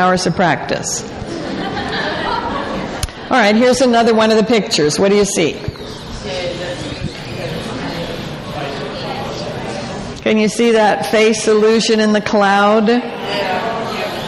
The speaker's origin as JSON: {"language": "English", "town": "Calgary", "region": "Alberta", "country": "Canada", "tie": "born or raised there", "moved": "yes", "said": "I was born in Calgary in the late 1800s"}